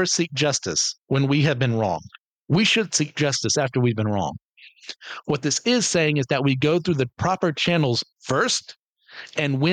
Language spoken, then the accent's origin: English; United States; I am American